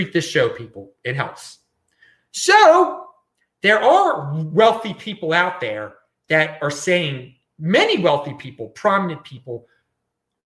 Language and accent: English; Baltimore, Maryland, United States; moved away; I am from Baltimore originally